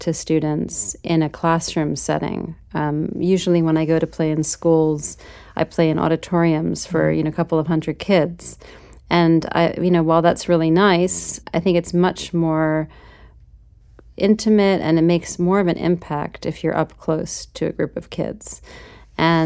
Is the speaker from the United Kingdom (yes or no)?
no; New York, United States; I grew up in New York